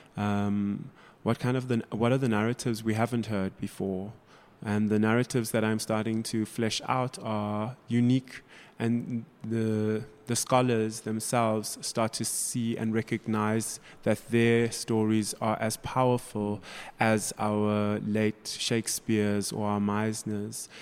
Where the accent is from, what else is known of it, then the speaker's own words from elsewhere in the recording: Durban, KwaZulu-Natal, South Africa; now in Johannesburg, South Africa; I was brought up in South Africa.